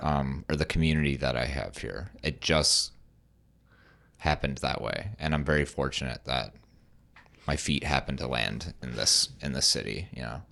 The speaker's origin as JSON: {"language": "English", "region": "West Michigan", "country": "United States", "said": "I'm from West Michigan, but, like, so I've always been around Grand Rapids"}